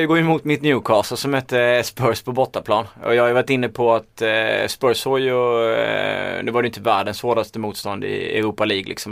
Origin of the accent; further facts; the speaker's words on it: Småland, Sweden; accent: Småland; min småländska stämma